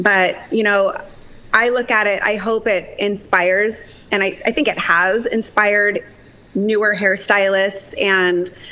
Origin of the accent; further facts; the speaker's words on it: Tri-Cities, Washington, United States; I'm from Tri-Cities, Washington. This is like small town